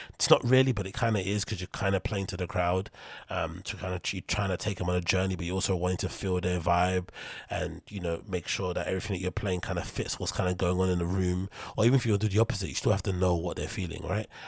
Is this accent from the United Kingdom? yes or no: yes; United Kingdom; I'm British